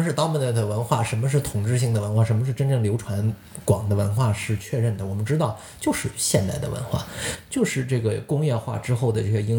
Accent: Lanzhou, Gansu, China; now in Toronto, Canada; 兰州我老家有一个著名乐队叫做

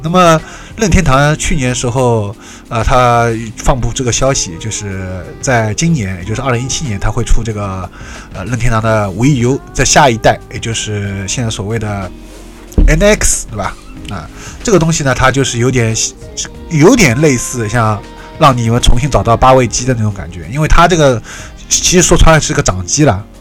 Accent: Shanghai, China; 我是上海的

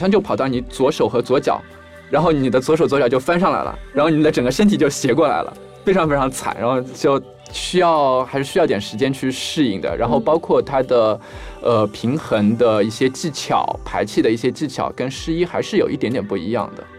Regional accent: China; 因为贝加尔湖是一块非常古老的水域，然后在湖底非常非常的多，然后作为中国人嘛，

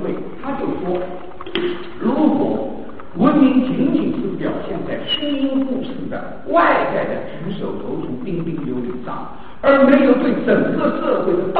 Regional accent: China; 当第一次世界大战，我们中国人对西方文明概念开始警惕是第一次世界大战。

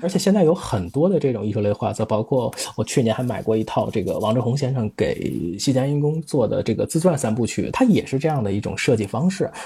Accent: Tianjin, China; 我是天津人

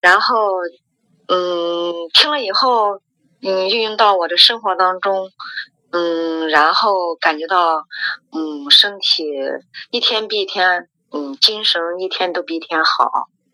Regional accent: Xuzhou, Jiangsu, China; now in Nanjing, China; 我是徐州人，但是孩子在，在南京上大学

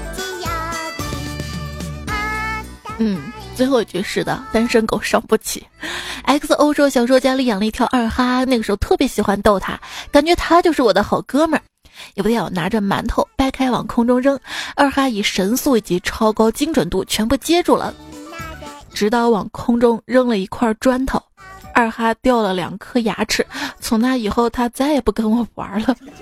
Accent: Xi'an, Shaanxi, China; 作为一个西安人，我也没，没上过钟楼

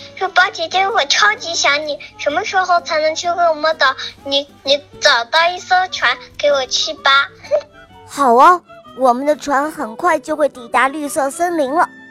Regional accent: Nanjing, Jiangsu, China; 今年五岁半了，我来自南京

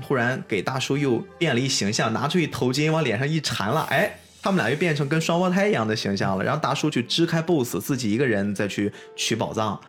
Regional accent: China; 特别作为一个中国人

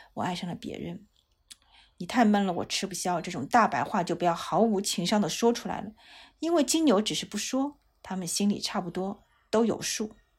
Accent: China; 我们中国人

